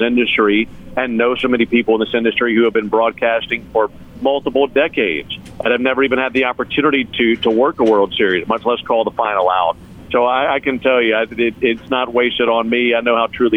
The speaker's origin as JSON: {"language": "English", "region": "Mississippi", "country": "United States", "tie": "born or raised there", "moved": "yes", "said": "growing up in Mississippi"}